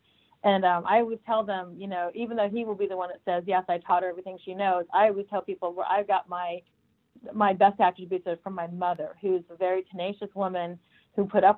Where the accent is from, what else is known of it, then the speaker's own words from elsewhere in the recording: Arizona, United States; also born or lived in Minnesota; Well, I was born in Minnesota, and I left at a very young age for Arizona because my father is in construction.